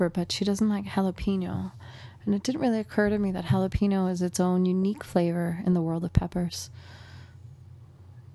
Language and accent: English; Massachusetts, United States; where I grew up in Massachusetts